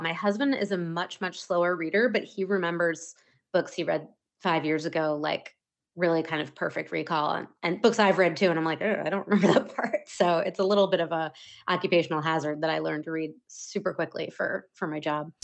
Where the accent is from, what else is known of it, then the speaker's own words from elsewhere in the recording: Maine, United States; moved away as an adult; also born or lived in Wells, Maine; now in Las Terrenas, Dominican Republic; I grew up in the state of Maine